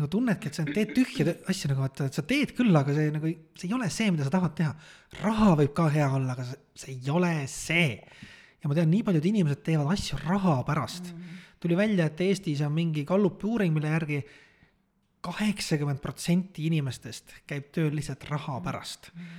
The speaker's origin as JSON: {"language": "Estonian", "region": "Saare County", "country": "Estonia", "said": "ma olen Saaremaalt pärit"}